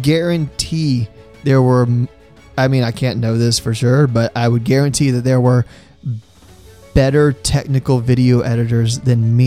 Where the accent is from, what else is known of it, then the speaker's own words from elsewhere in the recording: North Carolina, United States; I am from North Carolina